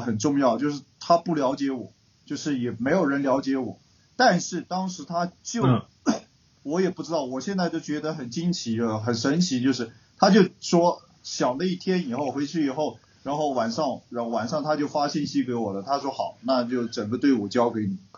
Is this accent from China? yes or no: yes; China; 作为一个教练， 作为一个中国人来讲哈